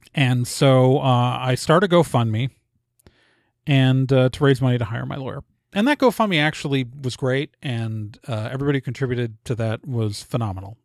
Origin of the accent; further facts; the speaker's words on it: Milwaukee, Wisconsin, United States; moved away; also born or lived in Chicago area, Illinois / Indiana; I grew up in Milwaukee mostly, but my parents are both from Illinois